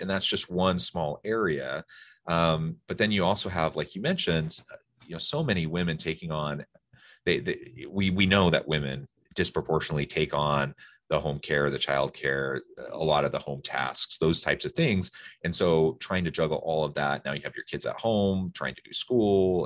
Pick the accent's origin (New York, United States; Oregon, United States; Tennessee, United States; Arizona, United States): Oregon, United States; Salem; now in Utah, United States; I grew up in Salem, Oregon